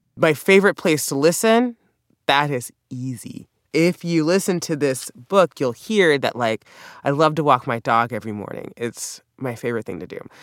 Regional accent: the South, United States; accent: southern; I'm from the South, so I have what we call a pen, pin substitution.

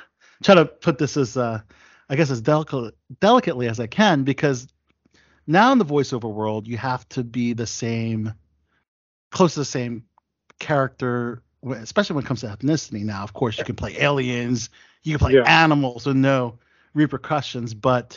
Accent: Philippines; Know the I know that because I'm Filipino.

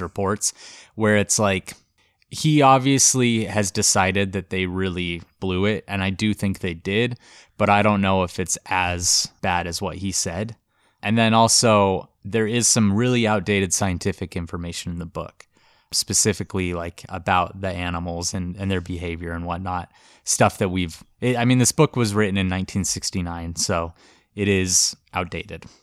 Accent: Montana, United States; Montana, which is my home state.

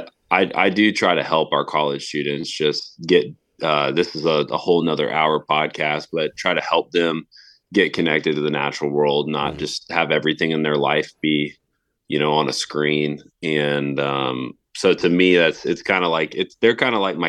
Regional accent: Tallahassee, Florida, United States; as a high schooler and college student right here in my hometown

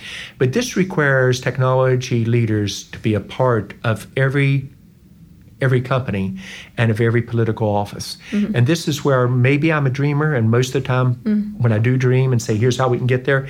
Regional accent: West Virginia, United States; moved away; also born or lived in North Carolina / Georgia / Indiana / Ohio; I'm from West Virginia. Mm-hmm. I've lived in North Carolina, Georgia, Indiana, Ohio, Illinois.

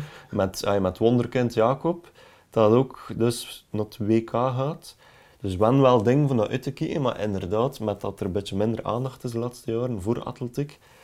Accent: Belgium; als Belgen

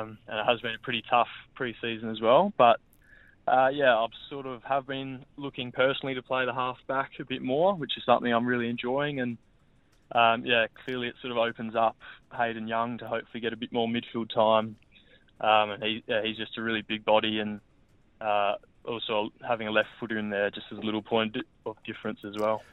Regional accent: Adelaide, South Australia, Australia; moved away as an adult; also born or lived in Brisbane / Melbourne; now in Perth, Australia; home's definitely still Adelaide, just purely family's there

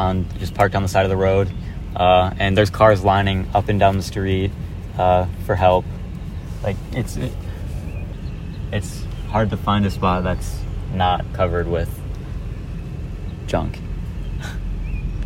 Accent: Midland, Michigan, United States; my hometown

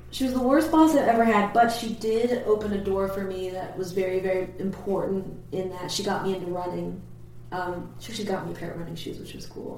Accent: Perkiomenville, Pennsylvania, United States; also born or lived in New Jersey; The town that I'm originally from, well, I mean, I'm originally from New Jersey, I guess, but uh, the town we moved to later it was it's called Perkiomenville

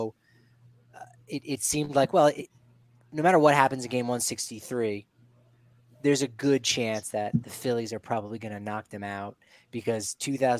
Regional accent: East Coast, United States; growing up on the East Coast

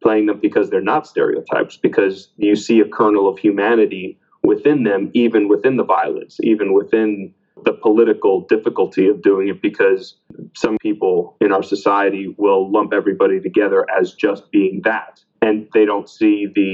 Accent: Miami, Florida, United States; I was born in Miami, you know, Miami was predominantly Cuban, especially the area of Miami that I lived

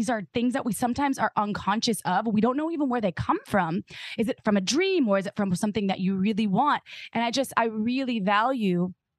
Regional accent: Wisconsin, United States; when I grew up in Wisconsin

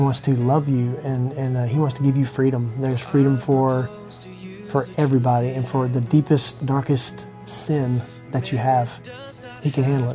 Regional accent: Longview, United States; I'm from Longview.

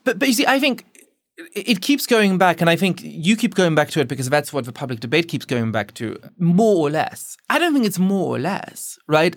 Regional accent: Germany; now in United States; I grew up Jewish in Germany

